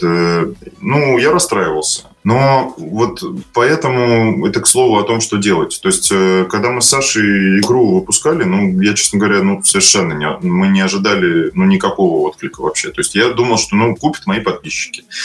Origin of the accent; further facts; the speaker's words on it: Moscow, Russia; Я из Москвы